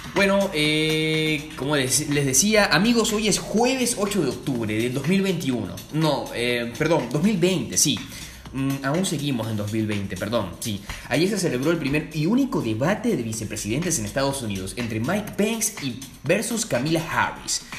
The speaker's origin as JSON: {"language": "Spanish", "town": "Puerto Cabello", "region": "Carabobo", "country": "Venezuela", "tie": "born or raised there", "said": "mi ciudad natal, Puerto Cabello, ya en Venezuela"}